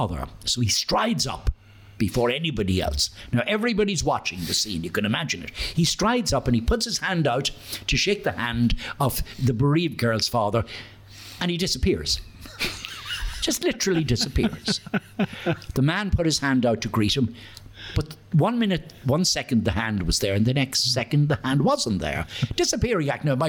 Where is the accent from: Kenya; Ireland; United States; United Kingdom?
Ireland; Dundalk, Leinster; I was born and reared in Mary Street.